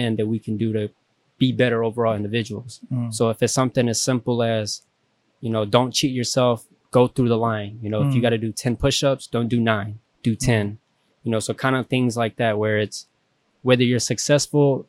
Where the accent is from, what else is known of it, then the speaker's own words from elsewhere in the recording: East Texas, United States; I'm from East Texas